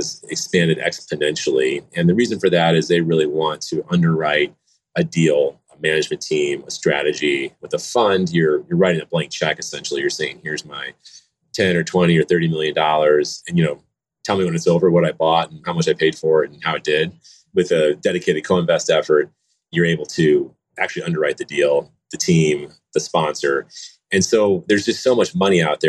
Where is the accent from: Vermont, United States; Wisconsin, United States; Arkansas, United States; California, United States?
Wisconsin, United States; moved away as an adult; also born or lived in Milwaukee, Wisconsin / Chicago, Illinois; now in Denver, United States; I grew up in Wisconsin, spent, you know, my childhood in the Midwest